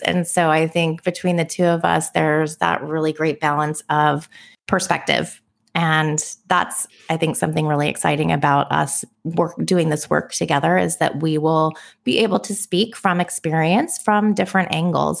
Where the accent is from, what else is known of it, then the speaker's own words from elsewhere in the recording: Bay Area, California, United States; now in Oahu, United States; I'm originally from the Bay Area. I now live in Hawaii